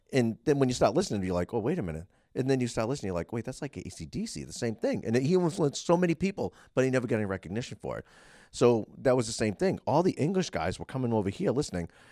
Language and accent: English; Boston, Massachusetts, United States; I grew up in the Boston scene